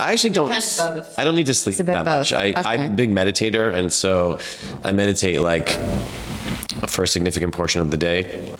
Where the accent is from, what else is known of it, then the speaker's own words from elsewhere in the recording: New England, United States; now in Brooklyn, United States; I'm from New England.